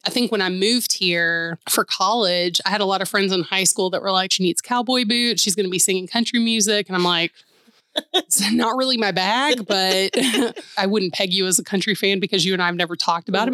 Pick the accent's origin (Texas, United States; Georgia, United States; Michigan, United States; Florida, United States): Georgia, United States; Atlanta; moved away as an adult; now in Nashville, United States; growing up in Atlanta